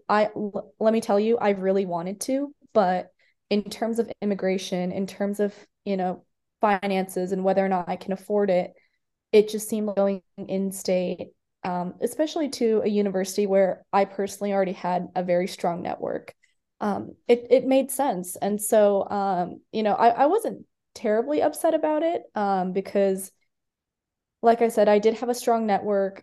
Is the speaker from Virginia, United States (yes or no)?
no; Iowa City, Iowa, United States; moved away as an adult; also born or lived in India; I grew up in Iowa City, which is where um, the university is located